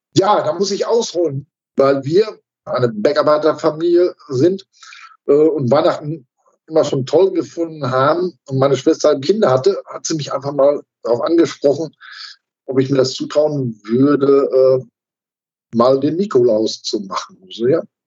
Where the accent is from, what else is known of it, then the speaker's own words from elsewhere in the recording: Dorsten, North Rhine-Westphalia, Germany; in meinem Heimatort in Dorsten